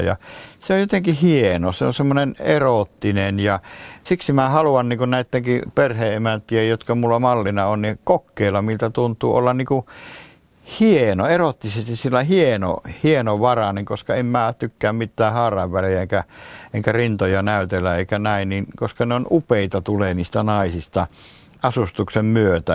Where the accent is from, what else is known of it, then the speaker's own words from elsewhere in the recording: Oulu, North Ostrobothnia, Finland; also born or lived in North Karelia; now in Pudasjärvi, Finland; mä lapsuuteni veti Oulussa